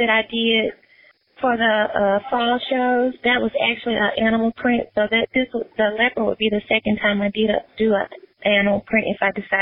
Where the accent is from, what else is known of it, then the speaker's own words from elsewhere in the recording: Memphis, Tennessee, United States; Memphis is my hometown